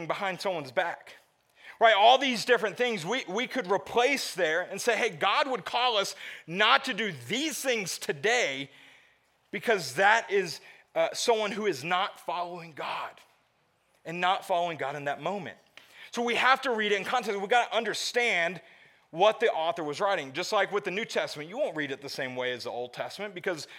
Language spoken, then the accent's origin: English; the South, United States; moved away; I grew up in the South